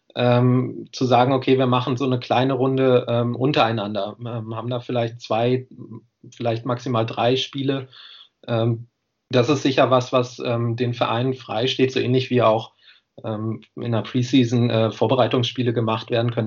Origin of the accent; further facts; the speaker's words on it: Göttingen, Lower Saxony, Germany; moved away as an adult; now in Jena, Germany; ich komme ursprünglich aus Göttingen, aber bin dann im, im Rahmen des Studiums nach Jena gekommen